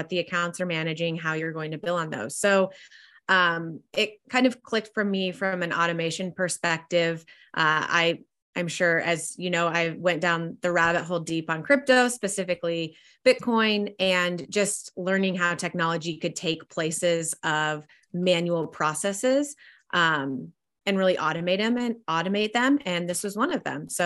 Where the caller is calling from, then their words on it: Dallas, Texas, United States; I'm dialing in from Dallas, Texas.